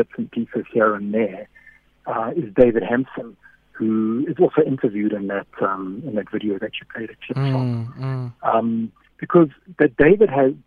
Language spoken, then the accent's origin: English; Durban, KwaZulu-Natal, South Africa; I grew up in Durban. I mean, I lived there and I grew up politically there.